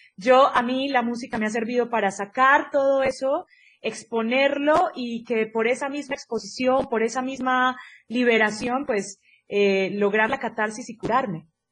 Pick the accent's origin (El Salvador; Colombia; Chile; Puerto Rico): Colombia; moved away as an adult; also born or lived in Mexico; now in Mexico City, Mexico; yo soy colombiana, pero divido mi corazón entre México y Colombia porque habito este país hermoso y maravilloso desde hace seis años